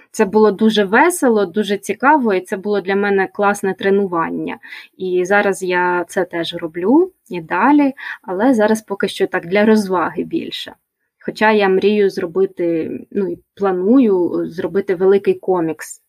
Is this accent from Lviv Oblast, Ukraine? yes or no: no; Kyiv, Ukraine; Я народилася у Києві, і більшість свого життя я прожила у цьому місті